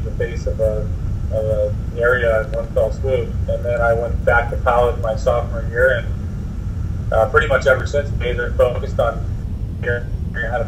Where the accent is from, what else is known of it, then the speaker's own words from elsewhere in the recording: Rockville, Maryland, United States; also born or lived in Colorado; I grew up in Rockville, Maryland